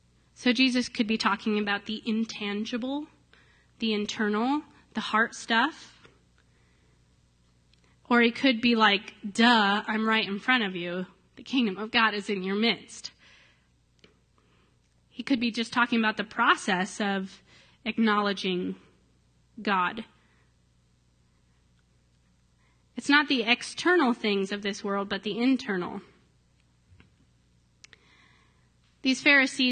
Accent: Ohio, United States; moved away; my hometown in Ohio, it's just this little town

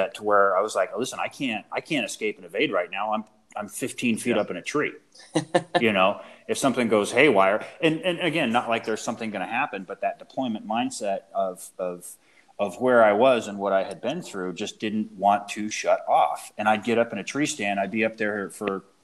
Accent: West Coast, United States; moved away; I grew up hunting on the West Coast

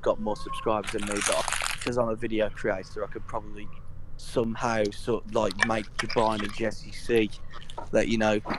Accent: United Kingdom; I'm British

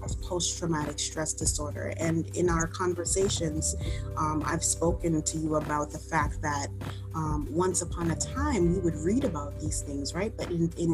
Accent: New York City, New York, United States; I am a city girl, born and raised in the Bronx

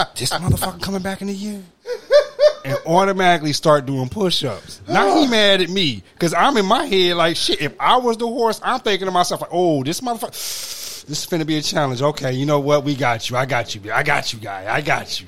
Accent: Detroit, Michigan, United States; I grew up on Mac and Van Dyke

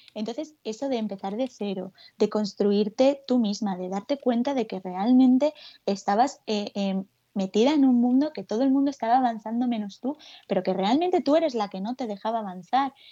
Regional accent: Alicante, Valencian Community, Spain; moved away as an adult; now in Madrid, Spain; cuando yo me vine aquí a Madrid hace cuatro años, porque yo soy de Alicante

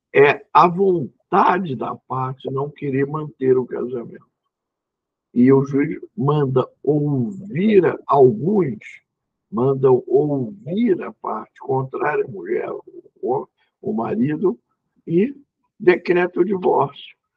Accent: Rio de Janeiro, Brazil; a família de mãe é paulista, e eu sou carioca

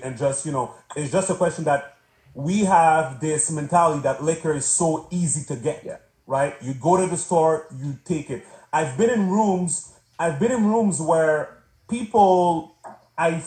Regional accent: Canada; also born or lived in Montreal; I'm from Canada, right? So, you know, I'm in Montreal

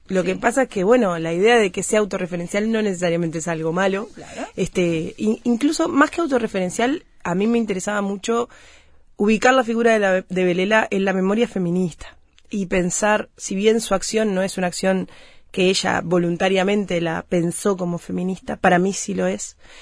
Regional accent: Uruguay; las mujeres de mi país

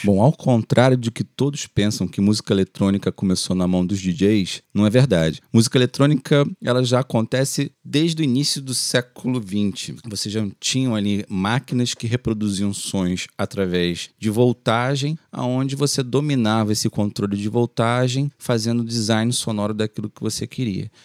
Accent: Rio de Janeiro, Brazil; do Complexo do Alemão, que por um acaso é o lugar onde eu nasci e fui criado. Só saí de lá para casar

